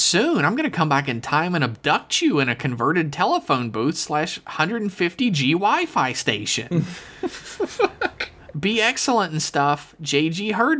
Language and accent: English; the South, United States; I grew up in the South, is that if people were given the chance in the South to do almost anything, I feel like we would have so many farms.